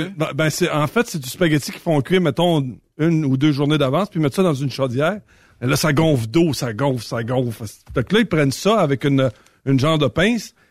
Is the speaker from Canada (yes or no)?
yes; Saint-Tite, Quebec, Canada; chez nous, à Saint-Tite